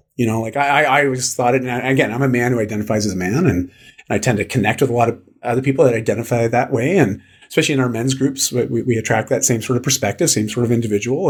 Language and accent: English; Canada; I'm Canadian